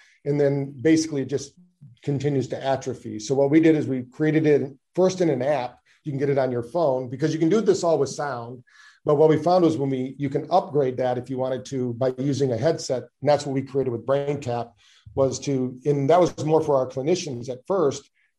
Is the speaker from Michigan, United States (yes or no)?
yes; Michigan, United States; also born or lived in Virginia Beach; I'm originally from Michigan, but spent most of my time in Virginia Beach, Virginia.